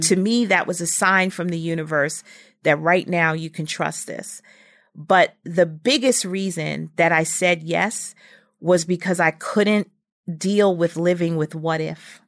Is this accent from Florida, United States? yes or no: no; New York City, New York, United States; I was from Brooklyn and, and from his neighborhood